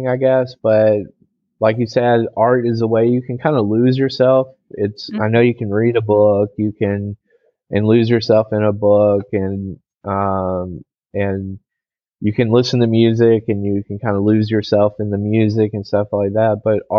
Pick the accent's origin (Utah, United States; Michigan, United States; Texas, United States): Texas, United States; moved away as an adult; now in China; I'm originally from Texas